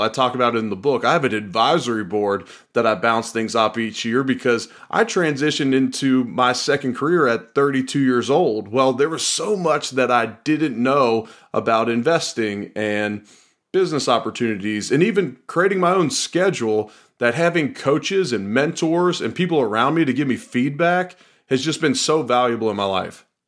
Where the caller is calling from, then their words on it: Louisville, Kentucky, United States; I'm calling them from Louisville, Kentucky